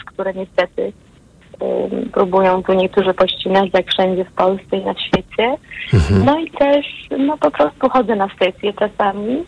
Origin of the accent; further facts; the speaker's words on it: Greater Poland, Poland; now in North Carolina, United States; jestem Wielkopolanką. Od wielu lat mieszkam też w USA, w północnej Karolinie.